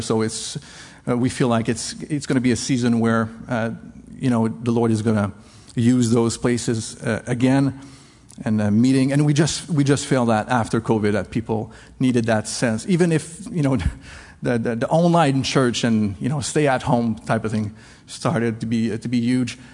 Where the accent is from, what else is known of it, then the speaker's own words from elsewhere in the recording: Canada; English is a second language; now in La Rochelle, France; I'm French Canadian